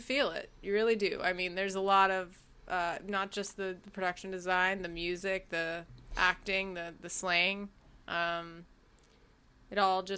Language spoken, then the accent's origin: English; Los Angeles, California, United States; we're from Los Angeles